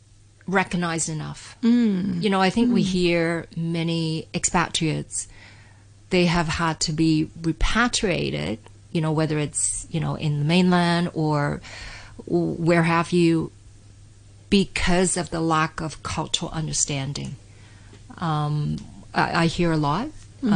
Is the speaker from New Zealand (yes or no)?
no; Canada; moved away as an adult; now in Hong Kong; I originally from Hong Kong, many people are aware, but I grew up in Canada.